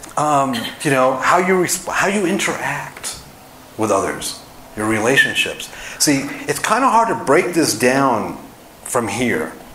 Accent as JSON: {"language": "English", "town": "Los Angeles", "region": "California", "country": "United States", "also_born_or_lived": "Dallas, Texas", "moved": "as an adult", "lives_now": "Park City, United States", "said": "I'm from Los Angeles, but I just spent 18 years in Dallas"}